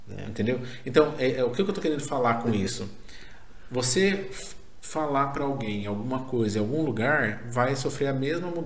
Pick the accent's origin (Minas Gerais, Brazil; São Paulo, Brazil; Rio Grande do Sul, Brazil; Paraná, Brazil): Paraná, Brazil; eu, eu sou paranaense, o tomate vende lá.